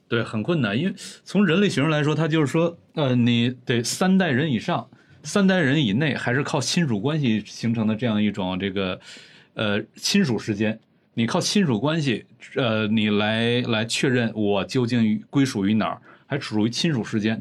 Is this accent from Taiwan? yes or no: no; Northeast China, China; moved away; 咱们老家东北